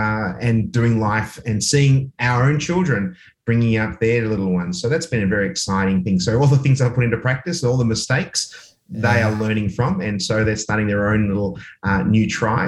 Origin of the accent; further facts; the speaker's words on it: Australia; also born or lived in Oxford, United Kingdom; but I was born in Oxford, England, but I came to Australia when I was less than 2 years of age, so I didn't really have time to pick up any lingo.